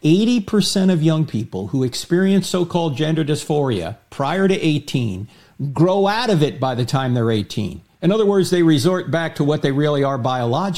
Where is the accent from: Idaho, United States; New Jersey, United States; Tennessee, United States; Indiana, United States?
New Jersey, United States; I'm from New Jersey